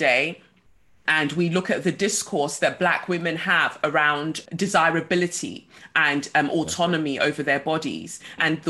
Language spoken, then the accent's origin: English; London, United Kingdom; growing up in Peckham in the 90s